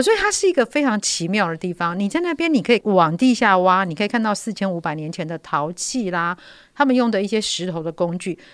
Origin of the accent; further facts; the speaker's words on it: central Taiwan, Taiwan; 其实我是中部人嘛，我妈妈是台中人，我外公外婆是鹿港人，我爸爸是彰化人，我，我，我完全就是个中部人